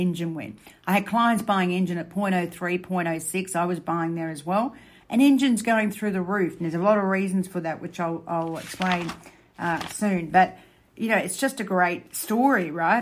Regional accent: Australia; I'm Australian

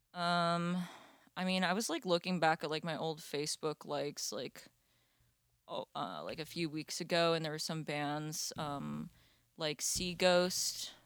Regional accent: Florida, United States; I grew up in Florida

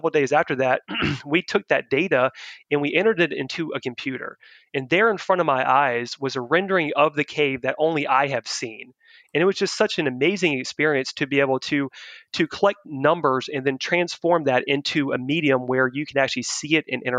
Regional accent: Richmond, Virginia, United States; also born or lived in Radford, Virginia; my hometown of Richmond, Virginia

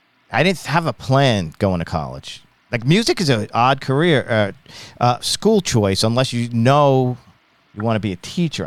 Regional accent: Long Island, New York, United States; also born or lived in Ithaca, New York; I'm from Long Island, New York.

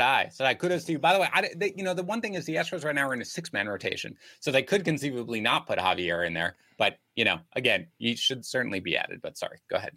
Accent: New York, United States; I grew up in New York.

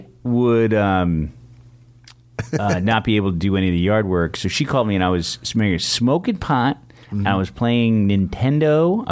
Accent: San Francisco, California, United States; And I grew up on a block with stand up comedians in San Francisco. Michael Meehan and Michael Pritchard were on my block growing up.

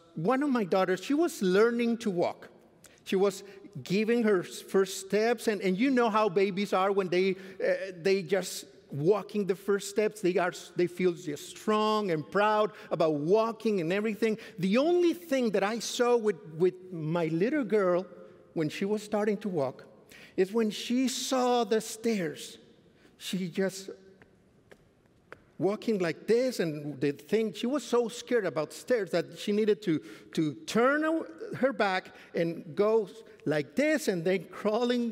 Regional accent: Mexico; moved away as an adult; now in Fort Worth, United States; I come from Mexico. I just came to Fort Worth since 2014

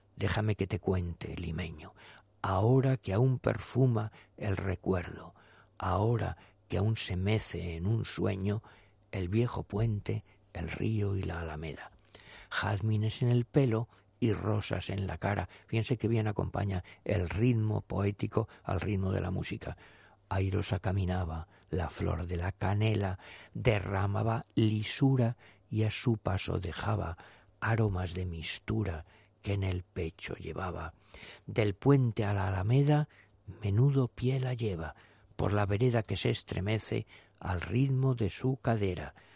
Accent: Spain

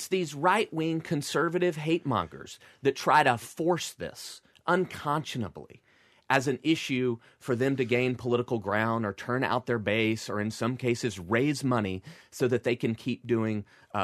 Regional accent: Arkansas, United States; moved away; I grew up in Arkansas. Grew up in a small town in the Deep South

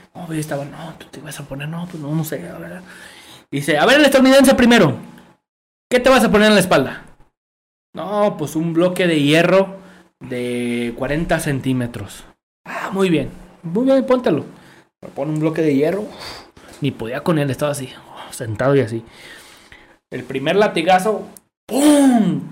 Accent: Mexico

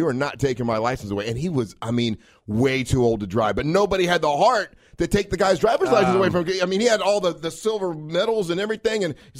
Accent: Orlando, Florida, United States; I grew up in Orlando, born and raised here.

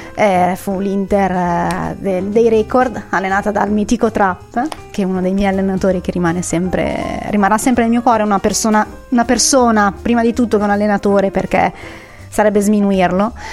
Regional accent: Varese, Lombardy, Italy; io son di Varese, son di provincia

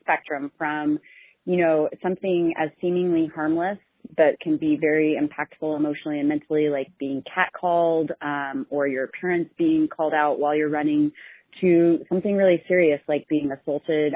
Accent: Kansas City, Missouri, United States; moved away; I was born and raised in Kansas City, and my folks and my little sister still live there

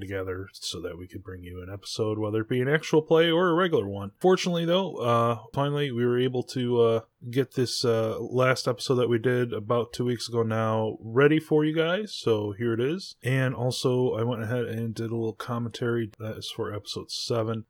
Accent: United States; we are American

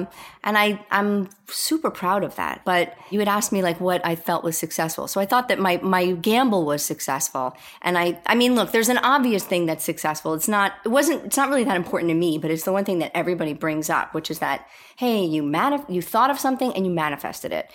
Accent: New York, United States; moved away; I'm a New Yorker

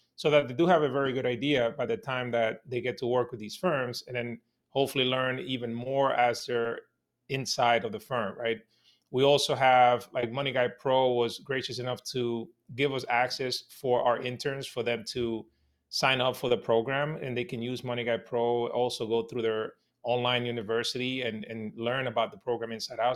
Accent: New York City, New York, United States; my neighborhood when I was growing up in Washington Heights in New York City

